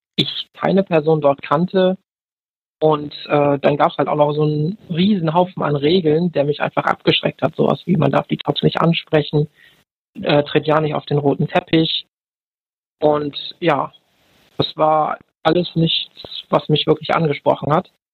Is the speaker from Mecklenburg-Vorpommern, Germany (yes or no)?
no; Bremen, Germany; ich komme aus Bremen